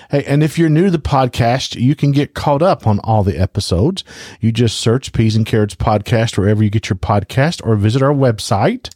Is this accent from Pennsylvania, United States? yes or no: no; Louisiana, United States; I am from Louisiana